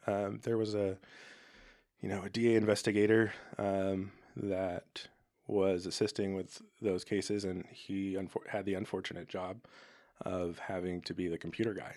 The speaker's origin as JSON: {"language": "English", "town": "Arcata", "region": "California", "country": "United States", "tie": "born or raised there", "said": "I grew up in Arcata"}